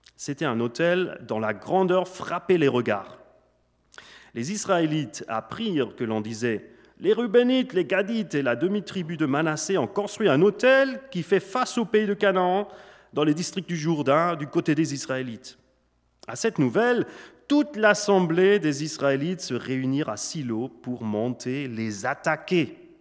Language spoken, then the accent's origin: French; Switzerland; French is a second language; also born or lived in Germany; donc je suis né en Allemagne d'une maman allemande et d'un papa suisse, suisse-allemand. J'ai grandi surtout en Suisse